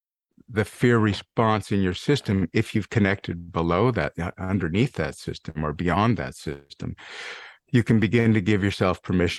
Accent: Montana, United States; I grew up in Montana after all.

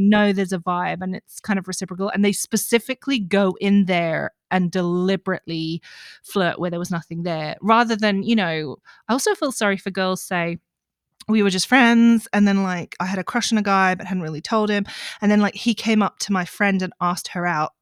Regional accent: Australia; growing up in Australia

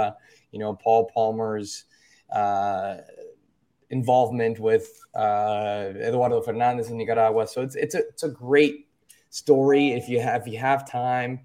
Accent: Dominican Republic; from the Dominican Republic, born and raised

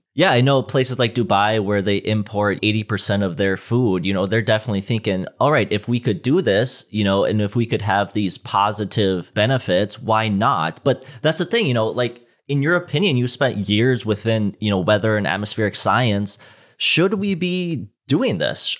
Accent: Minnesota, United States; also born or lived in Fort Collins, Colorado; I'm from Minnesota, so snowfall here is, I mean, we're getting blasted by snow every winter

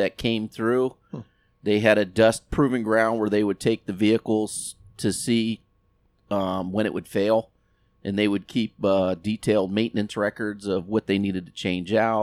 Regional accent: South Florida, United States; moved away as an adult; also born or lived in Yuma, Arizona; now in Arizona, United States; growing up in South Florida

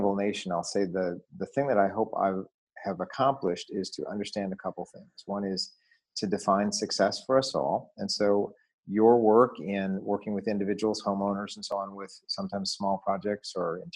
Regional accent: Detroit, Michigan, United States; growing up in Detroit in the 1970s

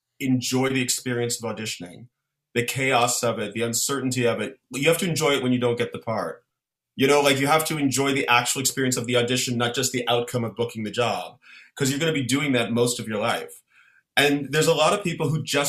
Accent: Ottawa, Ontario, Canada; Ottawa, my hometown

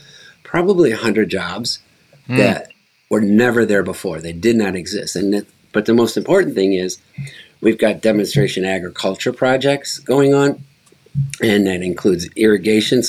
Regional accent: United States; as an American

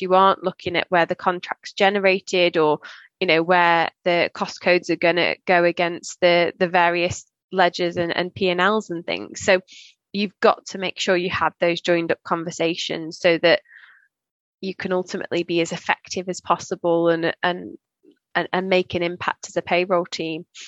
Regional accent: Staffordshire, West Midlands, United Kingdom; moved away as an adult; also born or lived in Leicester; I'm from Staffordshire

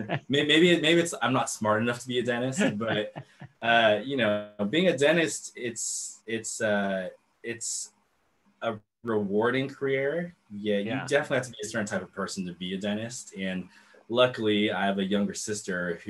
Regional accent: Sacramento, California, United States; also born or lived in Irvine, California; I'm very proud of Sacramento, just being born and raised here

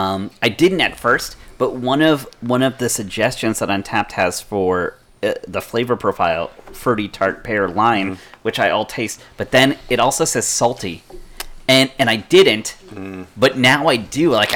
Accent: United States; That's how we know it's a Viking, because I'm an American.

